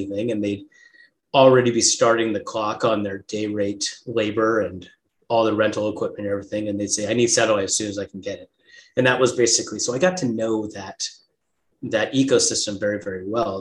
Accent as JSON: {"language": "English", "region": "Southern California", "country": "United States", "tie": "born or raised there", "moved": "yes", "lives_now": "Scottsdale, United States", "said": "I was here in Scottsdale, Arizona, which is where I live now. And I grew up in Southern California"}